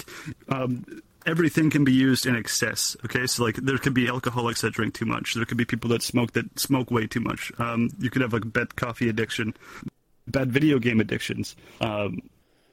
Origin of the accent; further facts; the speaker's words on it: Canada; I'm Canadian